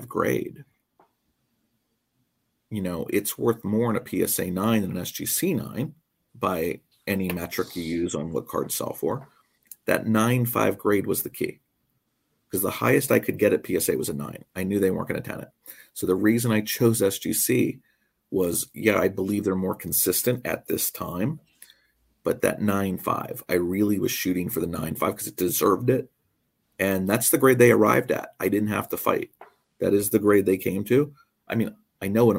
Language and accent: English; Western Pennsylvania, United States; moved away as an adult; now in Nazareth, United States; I grew up in Western Pennsylvania